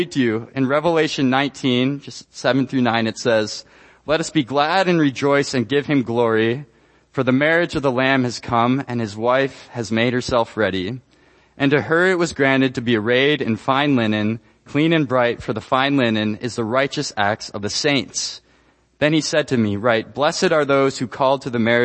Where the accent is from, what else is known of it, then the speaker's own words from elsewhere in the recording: Ecuador; moved away as an adult; I was born and raised in Ecuador. I spent 18 years there